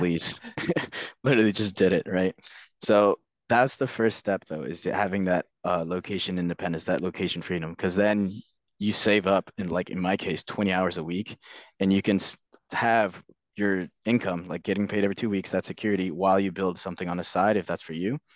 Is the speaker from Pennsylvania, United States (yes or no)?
no; Northern Virginia, United States; moved away as an adult; also born or lived in London; I grew up in Virginia, Northern Virginia